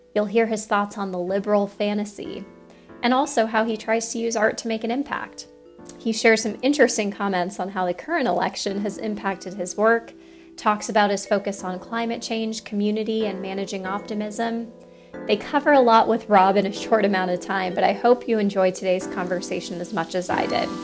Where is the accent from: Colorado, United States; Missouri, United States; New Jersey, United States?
Colorado, United States; since I'm from Colorado